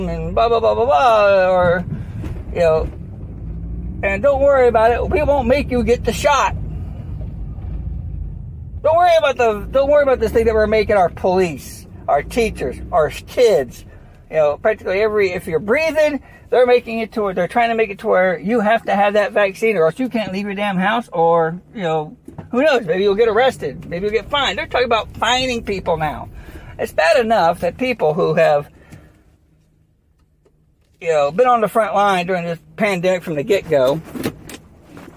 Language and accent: English; United States; as an American